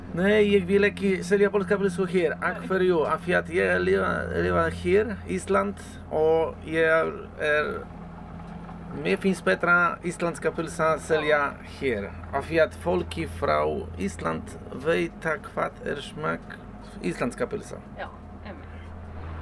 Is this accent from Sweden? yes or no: no; Poland; Icelandic is a second language; now in Akureyri, Iceland; Ég kem frá Pólund.